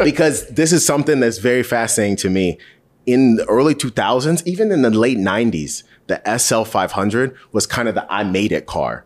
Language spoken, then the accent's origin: English; Charlotte, North Carolina, United States; I grew up in Charlotte